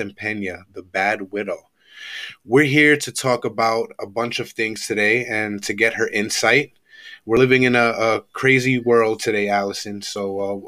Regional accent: New York City, New York, United States; moved away as an adult; I grew up in the Bronx. I lived out there my whole life. I moved down here recently

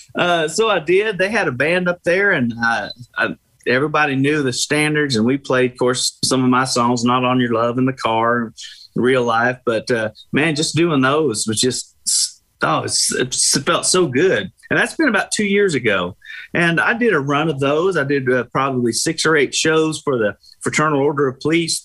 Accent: Tulsa, Oklahoma, United States; moved away; I'm from Tulsa

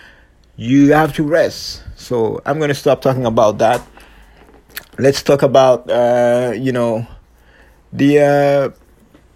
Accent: Longueuil, Quebec, Canada; I'm from the Quebec City, Montreal, especially Longueuil Beach, South Shore Posse

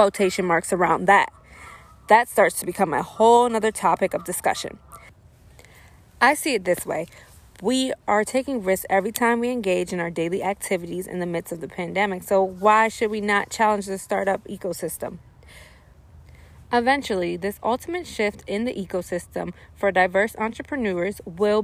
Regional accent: Silver Spring, Maryland, United States; moved away as an adult; also born or lived in New York; I'm from Silver Spring, Maryland, born and raised. Moved to New York for college

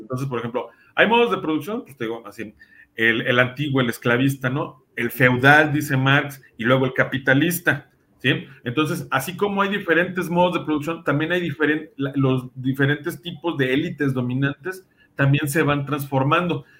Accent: Mexico; nosotros como mexicanos

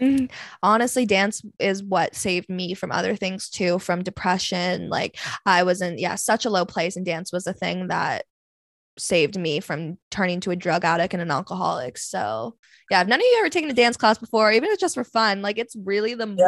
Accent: Vancouver, British Columbia, Canada; I'm from Vancouver

